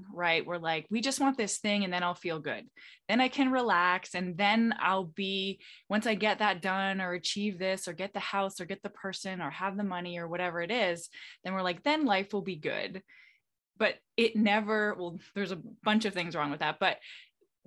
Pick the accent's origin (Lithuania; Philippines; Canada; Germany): Canada; now in Florida, United States; I'm originally Canadian. I live in Florida right now